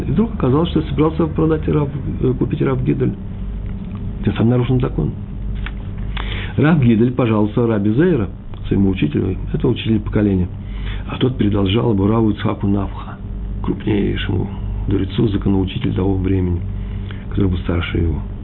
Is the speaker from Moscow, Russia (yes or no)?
yes; Moscow, Russia; Я из Москвы, мои предки из Чернобыля.